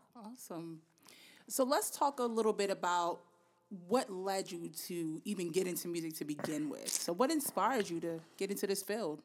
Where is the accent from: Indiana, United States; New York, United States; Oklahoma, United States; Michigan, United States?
New York, United States; New York City; I grew up in the Bronx